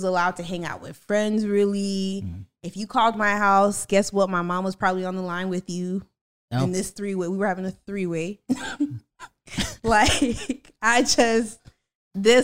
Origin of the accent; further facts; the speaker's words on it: Palm Beach, Florida, United States; I'm from Palm Beach